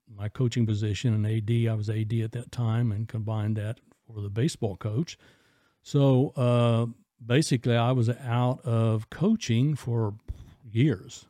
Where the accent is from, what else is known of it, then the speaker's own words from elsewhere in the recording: Illinois, United States; also born or lived in Indiana; came back to Illinois